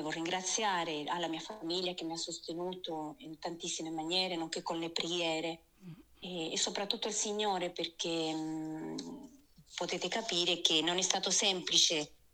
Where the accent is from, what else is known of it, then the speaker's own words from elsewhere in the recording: Argentina; also born or lived in Lucca, Italy; now in Italy; Allora, io sono originaria dall'Argentina, proprio qui dietro l'angolo direi.